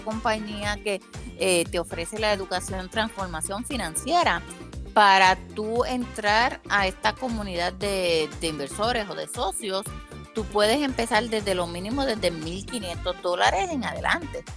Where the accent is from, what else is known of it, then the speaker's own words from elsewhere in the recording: Puerto Rico; yo soy de Puerto Rico